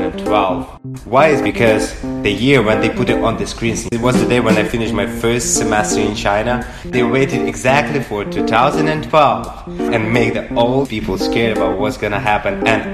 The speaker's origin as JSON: {"language": "English", "country": "Ukraine", "said": "I'm from Ukraine."}